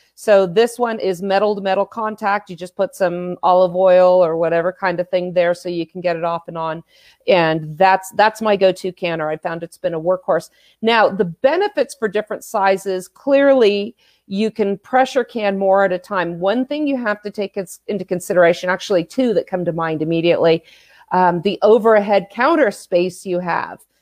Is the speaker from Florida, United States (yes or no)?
no; California, United States; born and raised in California